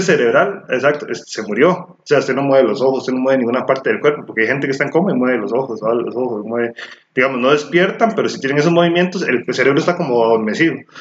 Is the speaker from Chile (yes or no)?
no; Costa Rica; Somos ticos